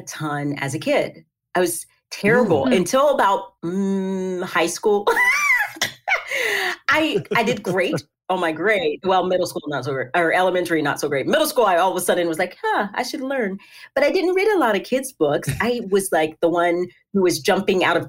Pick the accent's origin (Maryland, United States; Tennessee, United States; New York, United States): Tennessee, United States; So I am from Tennessee. That's where I live.